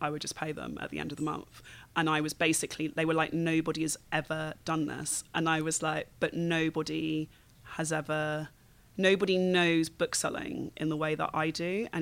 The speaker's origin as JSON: {"language": "English", "region": "London", "country": "United Kingdom", "also_born_or_lived": "Hackney, London / Berlin, Germany", "said": "I'm from Battersea, I know how this gentrification thing works"}